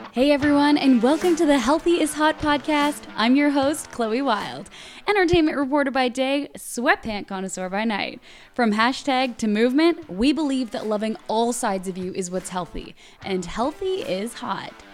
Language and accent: English; Hudson, Quebec, Canada; moved away as an adult; also born or lived in Montreal; small town outside of Montreal called Hudson